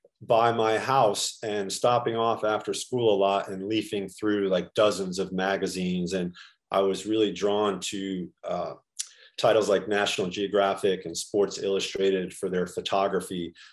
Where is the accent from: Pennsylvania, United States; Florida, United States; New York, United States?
New York, United States; New York City; I was raised in Astoria, Queens